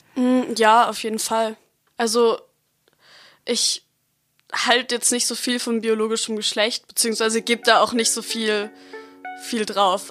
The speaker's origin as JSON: {"language": "German", "town": "Freiburg", "region": "Baden-Württemberg", "country": "Germany", "tie": "born or raised there", "said": "Ich lebe seit ich geboren bin in Freiburg"}